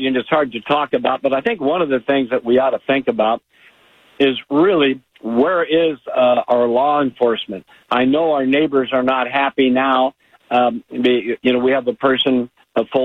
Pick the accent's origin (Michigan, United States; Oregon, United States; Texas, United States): Oregon, United States; all of us Oregonians